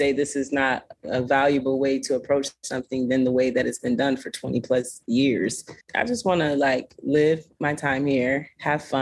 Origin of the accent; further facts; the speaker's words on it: Florida, United States; now in Los Angeles, United States; I grew up in Florida, so I was always around beaches